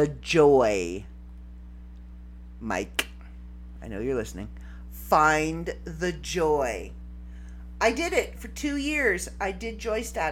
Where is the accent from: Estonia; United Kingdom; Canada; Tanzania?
Canada; I'm Canadian